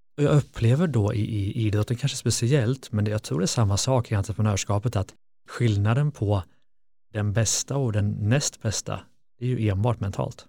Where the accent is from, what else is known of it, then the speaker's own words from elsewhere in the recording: Lidköping, Västra Götaland, Sweden; jag kommer från Lidköping, en brottarstad